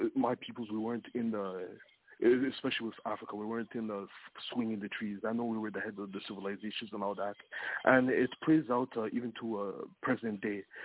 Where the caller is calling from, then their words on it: Toronto, Ontario, Canada; I'm calling from uh, Toronto.